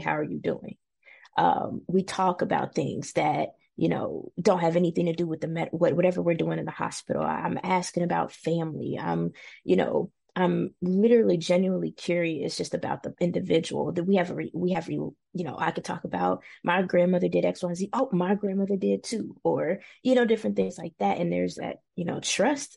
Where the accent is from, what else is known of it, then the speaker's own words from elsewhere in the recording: Cincinnati, Ohio, United States; moved away as an adult; born and raised in Cincinnati